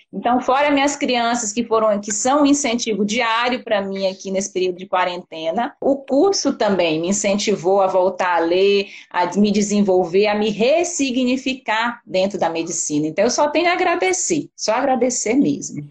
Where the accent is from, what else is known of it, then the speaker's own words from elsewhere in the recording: Belém, Pará, Brazil; moved away as an adult; also born or lived in Belo Horizonte / Rio de Janeiro; now in Vitória, Brazil; eu sou paraense, então já tem 13 anos que eu moro fora de Belém